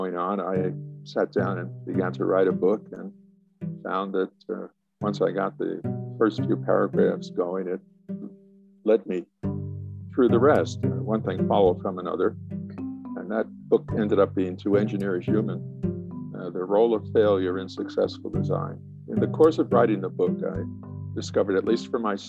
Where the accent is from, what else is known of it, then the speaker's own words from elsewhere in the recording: New York City, New York, United States; moved away as an adult; also born or lived in Brooklyn, New York / Illinois / Texas; I was born in Brooklyn, New York, grew up in Queens, went to Manhattan College